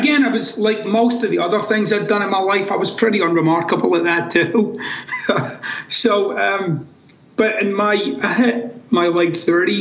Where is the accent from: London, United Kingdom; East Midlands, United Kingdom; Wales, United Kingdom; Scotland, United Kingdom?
Scotland, United Kingdom; Glasgow; moved away as an adult; also born or lived in United States; I'm actually from Glasgow in Scotland.